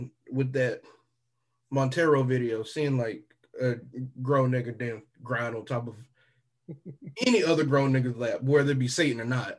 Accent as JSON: {"language": "English", "region": "the South", "country": "United States", "said": "I'm still from the South."}